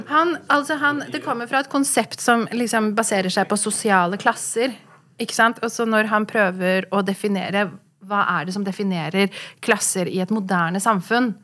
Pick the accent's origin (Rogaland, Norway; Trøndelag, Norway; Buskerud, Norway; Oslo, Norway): Oslo, Norway; also born or lived in London; vi er jo fra Furuset